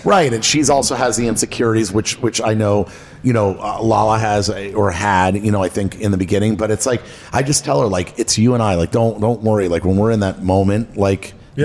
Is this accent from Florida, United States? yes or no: yes; Miami, Florida, United States; also born or lived in Los Angeles, California; my whole life I grew up in Miami